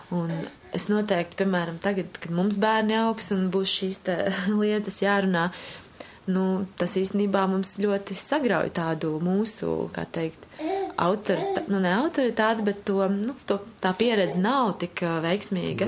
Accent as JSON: {"language": "Latvian", "region": "Kurzeme", "country": "Latvia", "moved": "yes", "lives_now": "Riga, Latvia", "said": "Es esmu no Kurzemes, no aizpats, no tādas mazas pilsētas."}